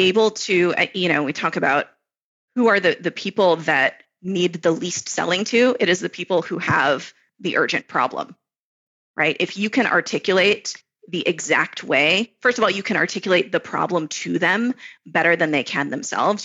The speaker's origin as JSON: {"language": "English", "region": "Florida", "country": "United States", "tie": "born or raised there", "moved": "as an adult", "lives_now": "Israel", "said": "I grew up in Florida"}